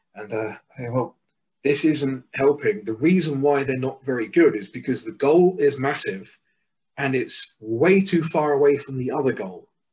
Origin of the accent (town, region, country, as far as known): England, United Kingdom; moved away as an adult; also born or lived in Mexico